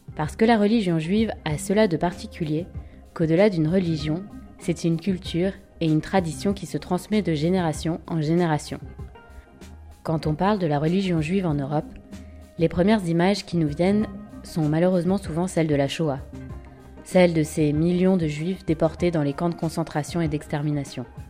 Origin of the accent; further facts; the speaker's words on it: France; je suis française, européenne